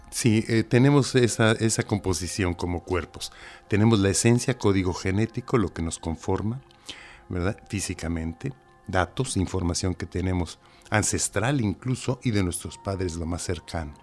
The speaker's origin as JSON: {"language": "Spanish", "country": "Mexico", "moved": "as an adult", "lives_now": "Cantabria, Spain", "said": "Soy mexicano y ahora tengo el honor de estar aquí en la madre patria."}